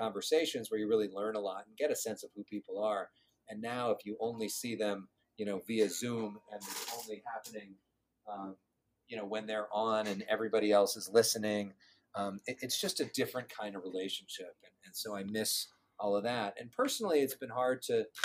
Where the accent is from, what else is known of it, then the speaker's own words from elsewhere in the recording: Agoura Hills, California, United States; I grew up in Agoura Hills, which is a suburb